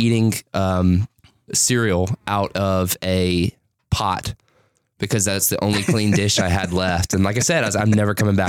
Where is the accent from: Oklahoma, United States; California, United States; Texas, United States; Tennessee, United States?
Tennessee, United States; Lebanon; moved away as an adult; also born or lived in Owensboro, Kentucky; I turned 26 in April. I was born in 1998 in Lebanon, Tennessee. My mother and father and my brother, older brother, we lived out in the middle of Tennessee. We had a little land.